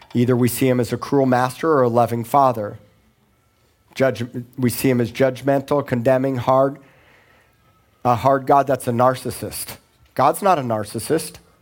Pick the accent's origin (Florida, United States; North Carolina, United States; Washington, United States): Florida, United States; Miami; moved away as an adult; also born or lived in Tulsa, Oklahoma / Corpus Christi, Texas; I grew up in Miami